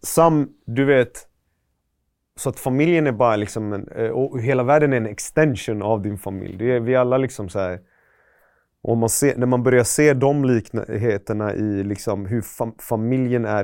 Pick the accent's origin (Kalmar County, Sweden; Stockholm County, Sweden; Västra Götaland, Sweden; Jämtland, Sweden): Västra Götaland, Sweden; Gothenburg; also born or lived in Iran; Jag är från Västra Frölunda-hållet. Jag har mm. bott i typ Högsbo, Pennygången